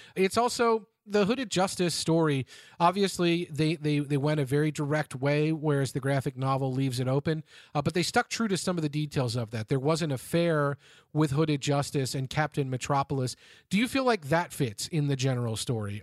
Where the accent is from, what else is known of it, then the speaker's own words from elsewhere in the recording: Cincinnati, Ohio, United States; to my hometown here of Cincinnati